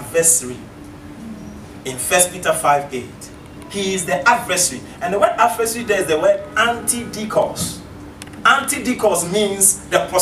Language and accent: English; Ghana; I come from Ghana.